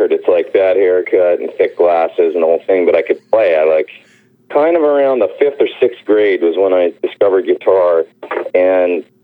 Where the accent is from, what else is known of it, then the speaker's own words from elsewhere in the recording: Edmonton, Alberta, Canada; moved away as an adult; also born or lived in Los Angeles; Edmonton. Edmonton. So, um, yeah, Alberta. Yeah, so I was uh, I grew up there, you know, until I was uh, I guess nineteen, and that's when I came to LA and went to MI.